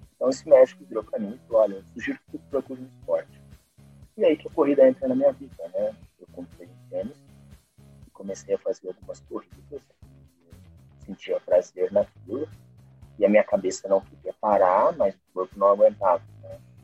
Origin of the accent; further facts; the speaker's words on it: interior of São Paulo, Brazil; accent: caipira (rolled R of interior São Paulo); eu moro no interior de São Paulo, né? então percebi pelo meu sotaque carregado de porta